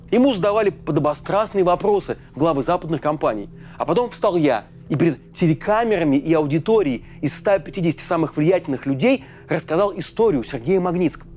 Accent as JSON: {"language": "Russian", "country": "Russia", "said": "у нас на родине, в России"}